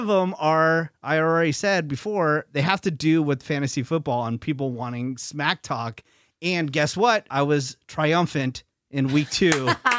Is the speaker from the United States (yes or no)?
yes; Newark, California, United States; my hometown of Newark, California.